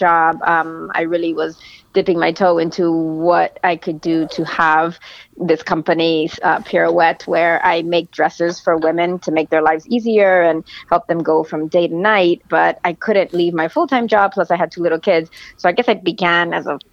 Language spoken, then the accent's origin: English; Miami, Florida, United States; moved away as an adult; also born or lived in Jersey City; I was actually born in Jersey City, but I grew up in Miami, like most Cuban Americans, and lived there until I was 18